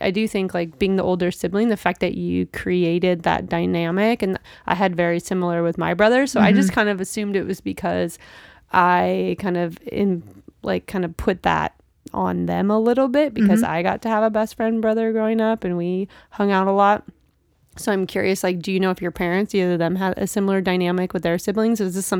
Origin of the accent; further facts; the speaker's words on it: Seattle, Washington, United States; I grew up in West Seattle and then we moved to Issaquah. So I went to Issaquah High School